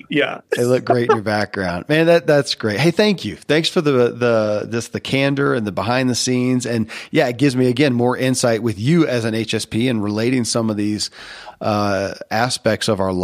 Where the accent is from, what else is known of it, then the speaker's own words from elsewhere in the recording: the South, United States; And when I was a kid growing up in the Bible Belt of the South, it was D&D, you're going to go to hell.